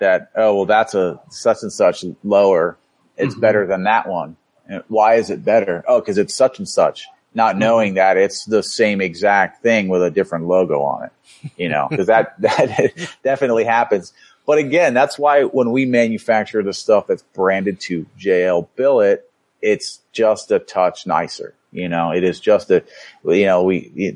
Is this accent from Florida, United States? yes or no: yes; Florida, United States; moved away; Growing up in Florida